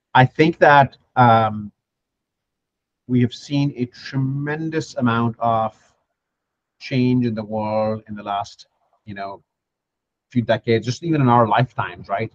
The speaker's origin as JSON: {"language": "English", "country": "Pakistan", "moved": "yes", "said": "my home country"}